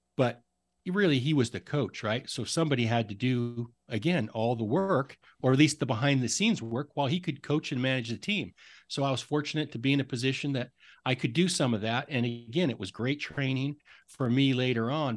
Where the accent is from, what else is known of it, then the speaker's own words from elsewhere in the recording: Idaho, United States; moved away as an adult; also born or lived in Oregon; now in Seattle, United States; growing up in Idaho, going to school in Oregon, and then really spending my adult life mostly in Seattle, I guess. I'm a Northwest guy